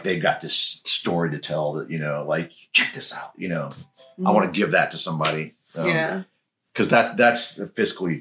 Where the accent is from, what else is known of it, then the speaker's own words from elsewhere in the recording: Memphis, Tennessee, United States; I'm from Memphis